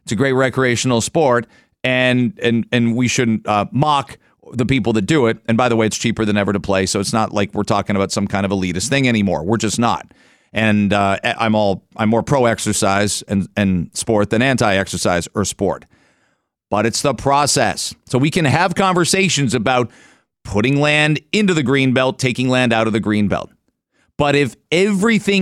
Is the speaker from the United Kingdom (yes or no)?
no; London, Ontario, Canada; moved away as an adult; now in Toronto, Canada; the city of London, my hometown? I lived in London, went to school there, and spent 7 years of post-secondary there at Western and Fanshawe